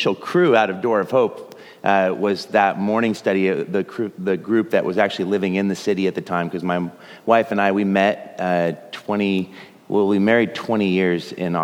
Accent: just outside of Portland, Oregon, United States; I grew up just outside of Portland

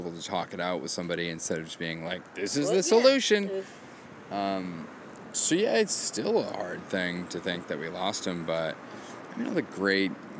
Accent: Maine, United States; moved away; I'm from Maine

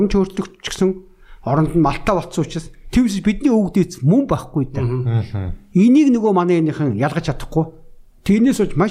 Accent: Mongolia; миний өөрөө төрж өссөн био

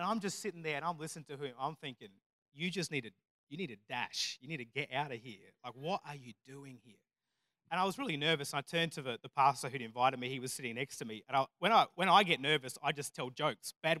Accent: Murray Bridge, South Australia, Australia; I grew up in Murray Bridge

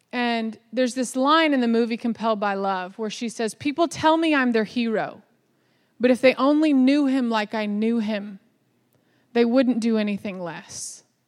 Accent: Dallas, Texas, United States; I was born in Dallas, Texas, so I am from the South

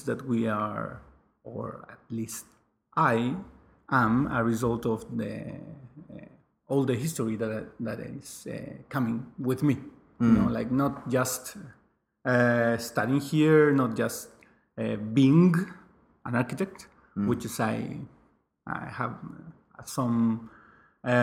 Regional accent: Rancagua, O'Higgins, Chile; English is a second language; moved away as an adult; also born or lived in Valparaíso / Santiago; I was born and raised in a small city, 2,000 inhabitants, in Rancagua, which is like an hour, a little bit more in the south of Santiago

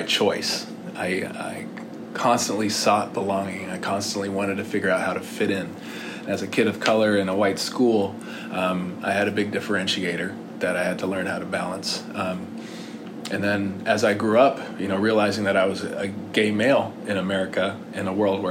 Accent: Bellevue, Washington, United States; also born or lived in Indianapolis, Indiana; I grew up in Bellevue, Washington, by way of Indianapolis, Indiana.

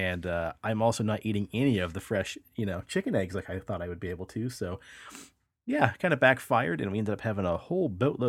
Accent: Latham, Kansas, United States; also born or lived in Texas; When I was younger, when we moved here from Texas to Kansas, we lived in a little town called Latham, and I wanted chickens.

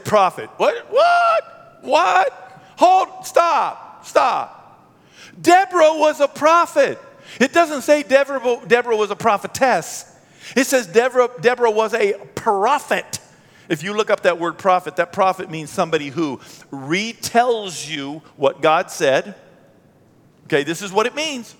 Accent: United States; born and raised in America

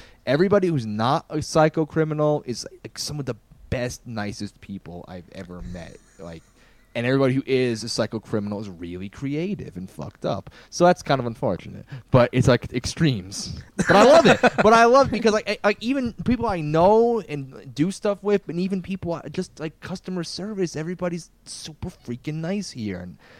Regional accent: near Scranton, the Poconos, East Pennsylvania, United States; moved away as an adult; also born or lived in New York / Boston; now in Albuquerque, United States; Yeah, so I'm from back east. I was born in New York and raised in East Pennsylvania in the woods. If you know The Office, the TV show, like Scranton.

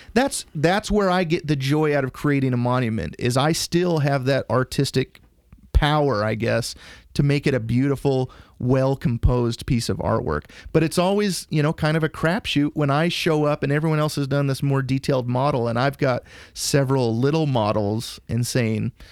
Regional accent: Idaho, United States; I grew up in Idaho

